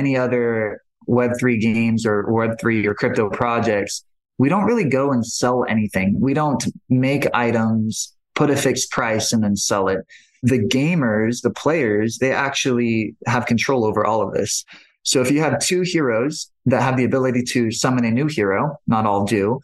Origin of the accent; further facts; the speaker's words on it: Maui, Hawaii, United States; I grew up on Maui.